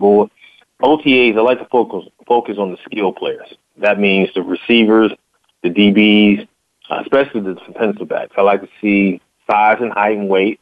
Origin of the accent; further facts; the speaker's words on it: Virginia, United States; now in Texas, United States; I grew up in the Virginia area